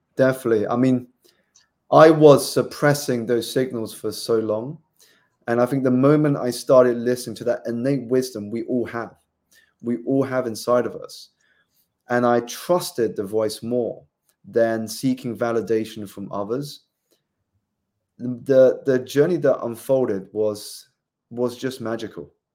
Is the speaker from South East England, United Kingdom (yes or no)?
yes; South East England, United Kingdom; moved away as an adult; also born or lived in London; I grew up in the southeast of England